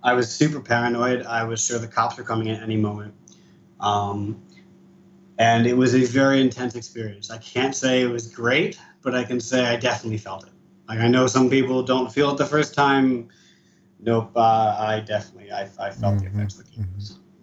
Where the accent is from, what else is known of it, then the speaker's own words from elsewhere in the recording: East Coast of the US, United States; now in Israel; I was born and raised in the East Coast of the US.